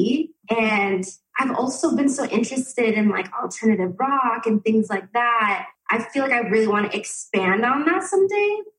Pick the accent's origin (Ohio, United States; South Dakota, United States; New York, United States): South Dakota, United States; Sioux Falls; I am actually born and raised in South Dakota